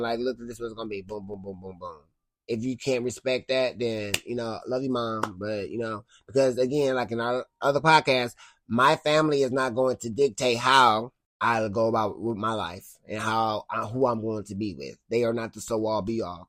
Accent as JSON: {"language": "English", "town": "Cleveland", "region": "Ohio", "country": "United States", "also_born_or_lived": "Twinsburg", "said": "I'm from Cleveland"}